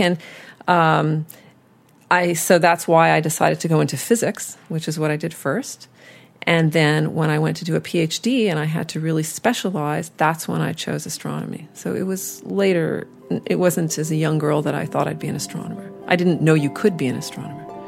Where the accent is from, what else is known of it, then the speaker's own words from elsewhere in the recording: Montreal, Quebec, Canada; also born or lived in Austin, Texas, United States / United States; I moved to Canada, when, uh, to Montreal, when I was seven years old.